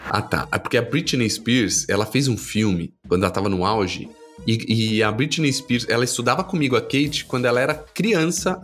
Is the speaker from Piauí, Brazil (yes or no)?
no; Guarulhos, São Paulo, Brazil; Eu sou de Guarulhos, sou um guarulhense, né? Nascido, criado, amo a cidade.